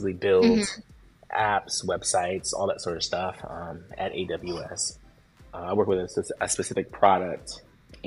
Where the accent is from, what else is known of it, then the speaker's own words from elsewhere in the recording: Washington, United States; moved away as an adult; also born or lived in Seattle; now in New York City, United States; I was born in Seattle, but I've lived all over the state. And, you know, college and high school, mostly in Washington